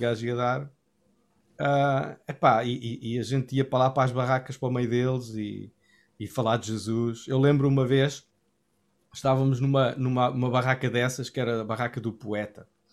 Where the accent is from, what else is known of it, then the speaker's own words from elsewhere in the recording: Cascais, Lisbon, Portugal; eu cresci na Assembleia de Deus, fazia parte da Assembleia de Deus de Cascais